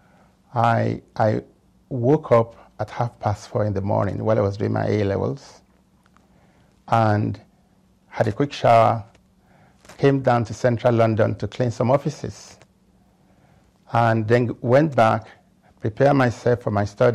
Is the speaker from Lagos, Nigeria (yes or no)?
yes; Lagos, Nigeria; moved away as an adult; now in United Kingdom; I came to this country from Africa